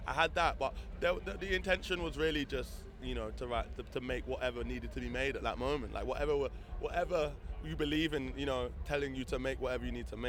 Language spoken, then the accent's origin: English; London, United Kingdom; I'm from London. Okay, London. Yeah, Camden Town.